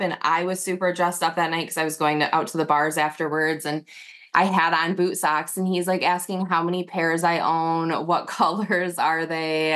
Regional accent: Northern Michigan, United States; I'm from Northern Michigan, so it was like a small town

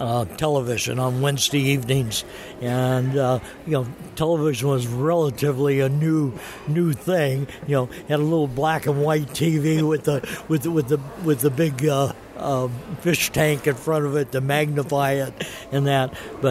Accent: Los Angeles, California, United States; born or raised there; also born or lived in Santa Barbara, California / Anaheim, California

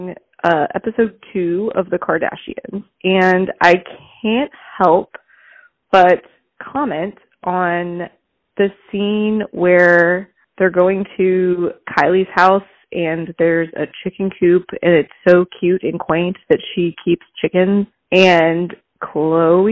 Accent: Alabama, United States; I'm white trash from Alabama

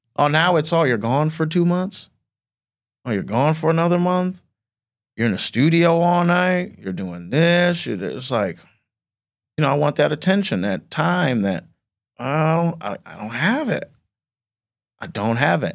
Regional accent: South Bend, Indiana, United States; I'm from South Bend, Indiana

